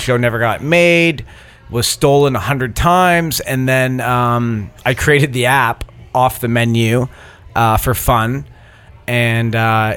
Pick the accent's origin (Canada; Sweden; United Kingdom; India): Canada; Toronto, Ontario; moved away as an adult; now in Los Angeles, United States; I was born in Toronto, Italian family